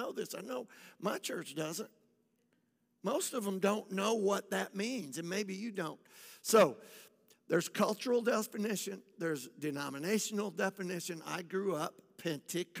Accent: Michigan, United States; moved away; also born or lived in West Palm Beach, Florida; I lived in Michigan. I grew up in Michigan.

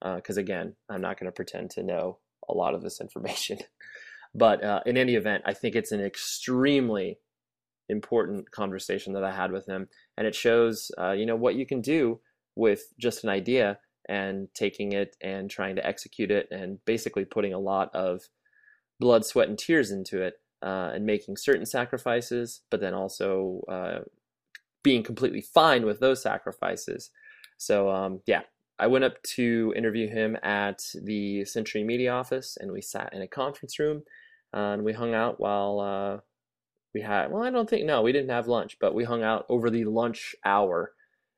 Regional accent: Kalamazoo, Michigan, United States; I came from Kalamazoo, Michigan.

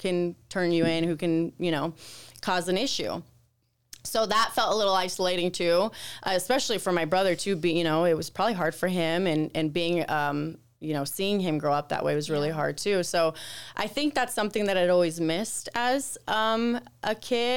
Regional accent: United States; also born or lived in Nogales, Sonora, Mexico; I was born here in the States

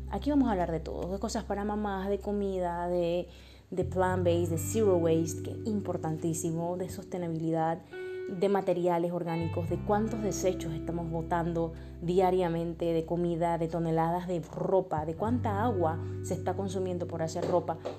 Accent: Panama; moved away as an adult; also born or lived in Paris, France; now in Barcelona, Spain; Yo soy panameña, vivo en Europa ya hace 7 años

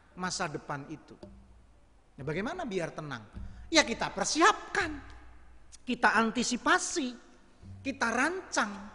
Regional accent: Java, Indonesia; saya orang Jawa

